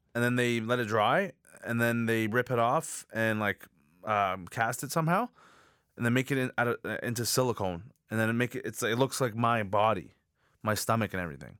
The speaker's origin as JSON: {"language": "English", "town": "Markham", "region": "Ontario", "country": "Canada", "tie": "born or raised there", "said": "I was born in Canada."}